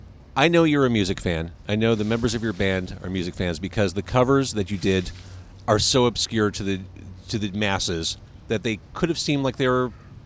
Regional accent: Chicago, Illinois, United States; I'm a Chicagoan.

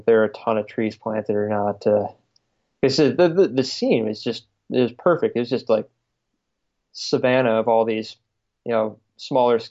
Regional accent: Southeast Michigan, United States; moved away; where I grew up in the Midwest and Southeast Michigan

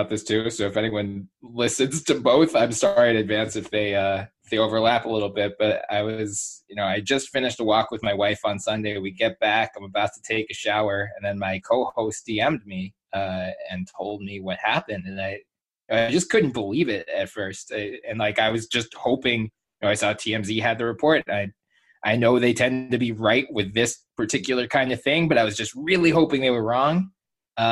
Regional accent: Philadelphia, Pennsylvania, United States; I grew up in Philly

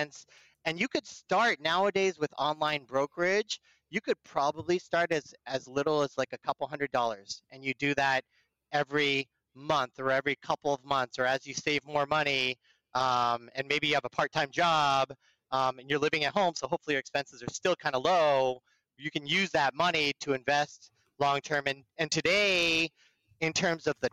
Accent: Burlingame, California, United States; I grew up in the Bay Area and the peninsula. I'm a Burlingame High School kid

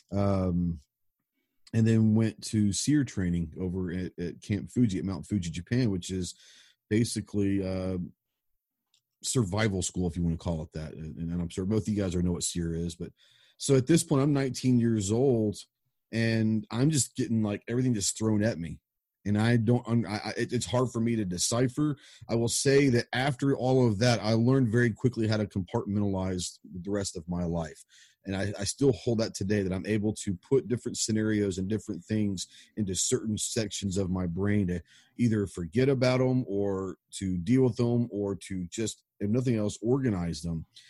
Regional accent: Dallas, Texas, United States; I grew up in Dallas

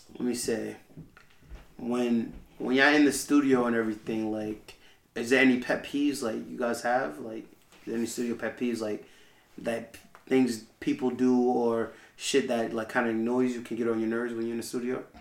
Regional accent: Nassau County, New York, United States

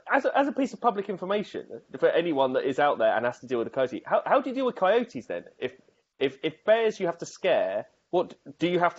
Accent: United Kingdom; as a British person

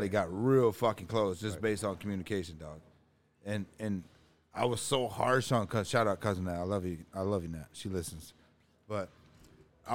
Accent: Toledo, Ohio, United States; also born or lived in East Chicago; I grew up in Ohio

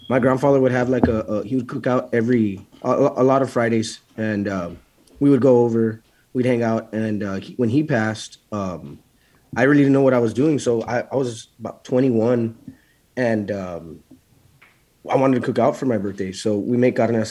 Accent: Laredo, Texas, United States; I'm from Laredo, so I'm about an hour and a half, 2.5 hours from San Antonio

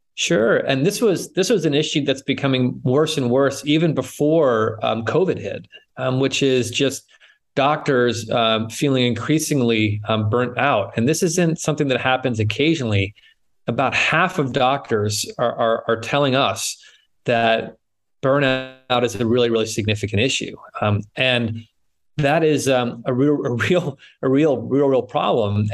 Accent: New England, United States; moved away as an adult; now in San Francisco, United States; I grew up in New England, uh, but I've been in the West Coast uh, in San Francisco for now over 25 years

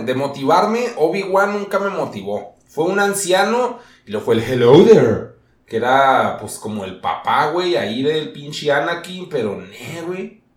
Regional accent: Mexico; así somos los mexicanos

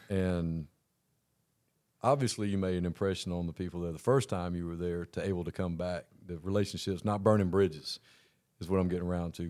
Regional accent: Augusta, Georgia, United States; I grew up in Augusta.

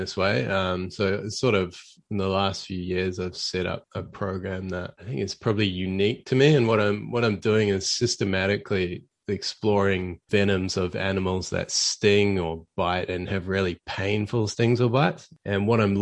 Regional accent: Auckland, New Zealand; moved away as an adult; now in Australia; I was working as sort of a research technician where I grew up in Auckland

